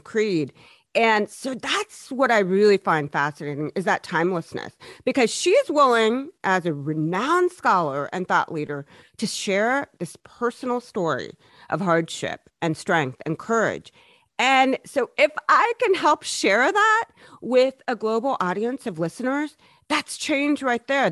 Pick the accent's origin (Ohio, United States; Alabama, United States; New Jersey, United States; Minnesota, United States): Ohio, United States; Columbus; growing up in Columbus, Ohio